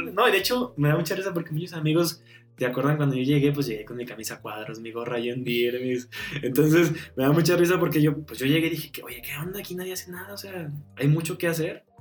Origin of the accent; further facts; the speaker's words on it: Canatlán, Durango, Mexico; now in Durango, Mexico; soy de Canatlán, Canatlán Durango. Allá viví 18 años, criado orgullosamente de abuela.